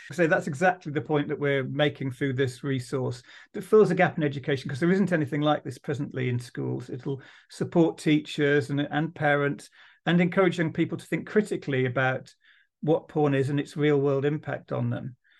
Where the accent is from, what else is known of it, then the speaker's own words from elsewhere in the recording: Dudley, West Midlands, United Kingdom; I'm from Dudley